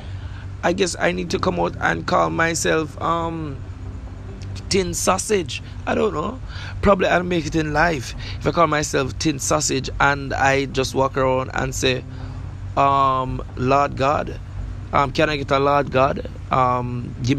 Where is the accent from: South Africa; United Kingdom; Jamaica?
Jamaica; I'm from Jamaica